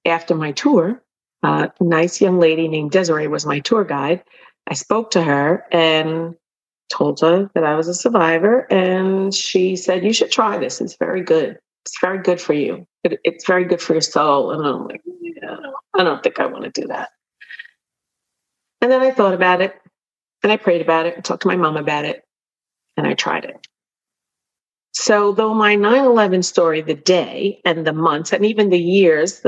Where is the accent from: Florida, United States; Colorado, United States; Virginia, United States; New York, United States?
New York, United States; New York City; as a New Yorker